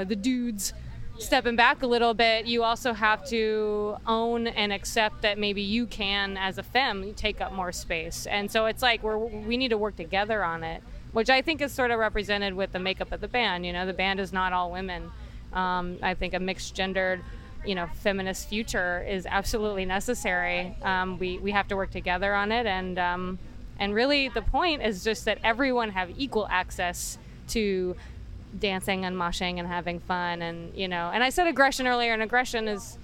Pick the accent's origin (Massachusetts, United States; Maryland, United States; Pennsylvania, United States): Maryland, United States; Baltimore; We're from Baltimore, So East Coast